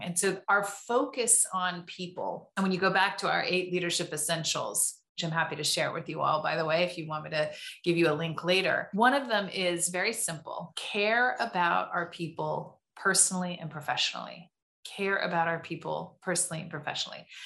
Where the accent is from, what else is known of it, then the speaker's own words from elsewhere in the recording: Tustin, California, United States; I grew up in Southern California, in Tustin, California